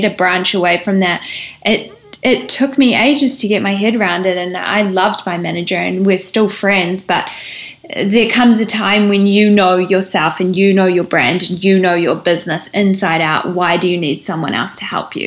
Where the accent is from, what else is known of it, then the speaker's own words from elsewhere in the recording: New Zealand; we are all from New Zealand